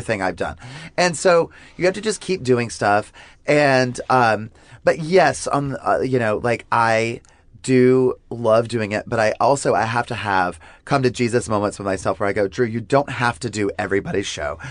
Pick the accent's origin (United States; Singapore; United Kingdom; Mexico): United States; the South; growing up in the South, like you and I both did